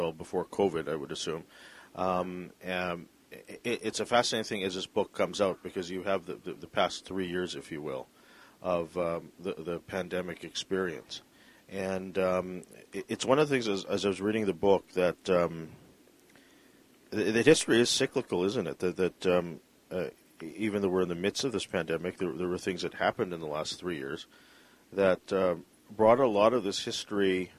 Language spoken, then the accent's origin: English; Vancouver, British Columbia, Canada; growing up here in Vancouver